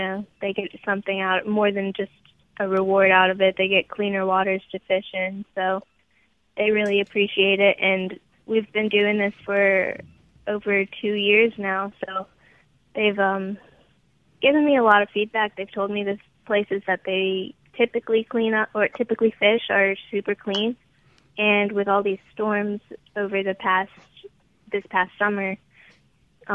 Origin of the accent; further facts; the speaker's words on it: Biloxi, Mississippi, United States; I'm actually from the Gulf Coast, and I grew up with a charter boat fisherman as my dad